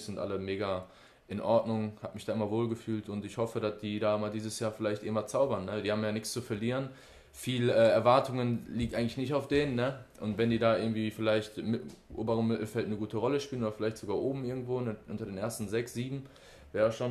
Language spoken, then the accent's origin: German; Oberhausen, North Rhine-Westphalia, Germany; Altstaden, ich komme ja aus der Ecke da auch irgendwo her